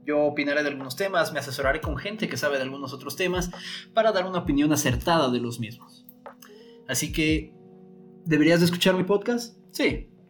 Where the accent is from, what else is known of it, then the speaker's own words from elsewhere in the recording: Mexico City, Mexico; born there; also born or lived in California / Minnesota / Argentina / Cuba; tengo 30 años, soy nacido en la Ciudad de México, he vivido en varios lugares, eh, California, Minnesota, Argentina, Cuba, Guadalajara.